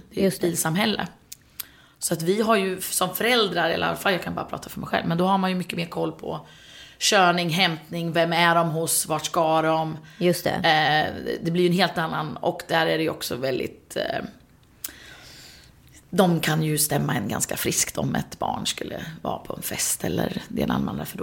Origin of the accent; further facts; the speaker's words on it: Sweden; Och hemma i Sverige är det ju 18